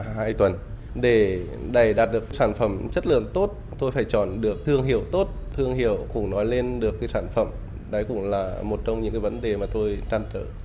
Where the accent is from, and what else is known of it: Vietnam; now in Hanoi, Vietnam